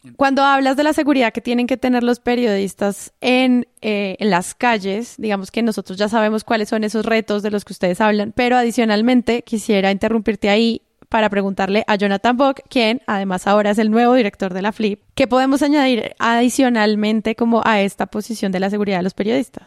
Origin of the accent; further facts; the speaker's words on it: Colombia; accent: paisa; mi acento real es paisa y en mi suprema, no sé, arrogancia mental, hablo rolo